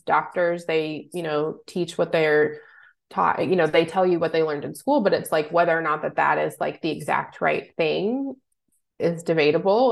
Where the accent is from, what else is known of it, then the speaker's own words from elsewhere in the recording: Louisville, Kentucky, United States; moved away as an adult; also born or lived in Cincinnati, Ohio; I'm originally from Louisville, Kentucky